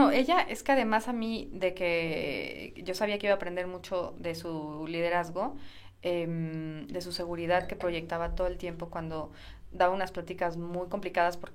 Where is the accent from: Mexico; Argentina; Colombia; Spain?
Mexico; la gente que yo, de la que yo vengo y gente similar, que es la mayoría de México